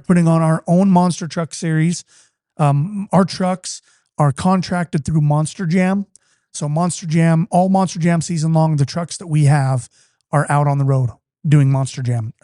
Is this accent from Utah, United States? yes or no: yes; Utah, United States; I'm an Irish Catholic, born and raised in a Mormon community